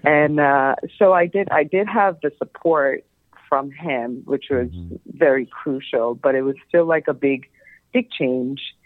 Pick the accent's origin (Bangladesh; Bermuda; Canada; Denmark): Bangladesh; moved away; also born or lived in New York City; growing up in Bangladesh